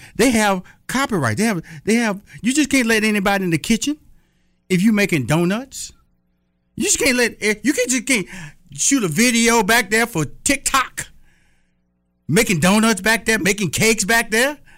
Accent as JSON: {"language": "English", "region": "Texas", "country": "United States", "said": "I'm from Texas"}